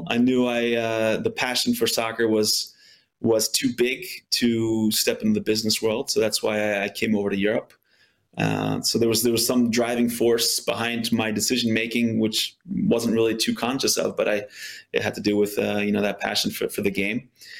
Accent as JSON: {"language": "English", "country": "United States", "tie": "born or raised there", "moved": "as an adult", "said": "I grew up in the States playing soccer"}